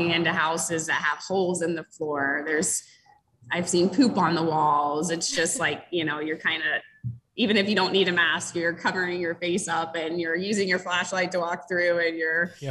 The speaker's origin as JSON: {"language": "English", "region": "Florida", "country": "United States", "moved": "yes", "lives_now": "Rochester, Michigan, United States", "said": "I'm from Florida originally, so most of my friends and family are in Florida"}